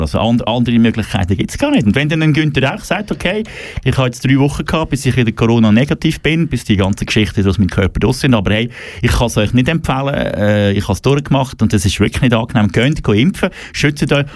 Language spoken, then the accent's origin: German; German-speaking Switzerland, Switzerland; bei uns in Deutschschweiz